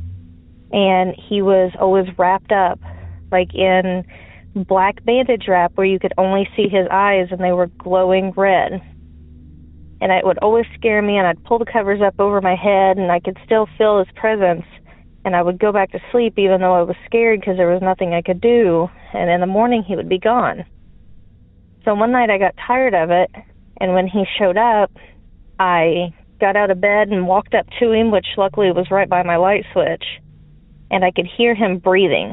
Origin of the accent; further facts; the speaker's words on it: Southern Illinois, United States; I'm from Southern Illinois.